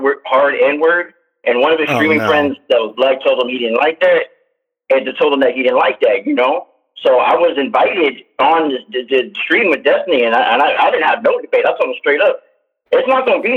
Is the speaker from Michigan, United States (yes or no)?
no; Oakland, California, United States; moved away as an adult; now in Canada; I'm from East Oakland, man. I grew up in the hood